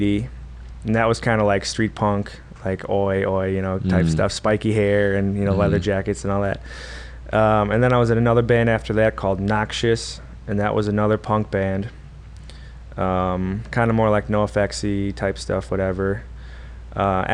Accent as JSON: {"language": "English", "town": "Oshkosh", "region": "Wisconsin", "country": "United States", "tie": "born or raised there", "said": "I'm born and raised in Oshkosh here. Well, Oshkosh, we're in Appleton, but yeah. Been in Oshkosh my whole life."}